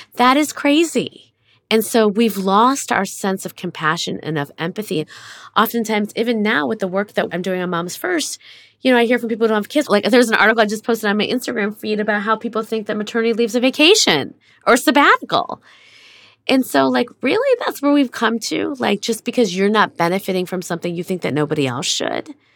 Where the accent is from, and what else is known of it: United States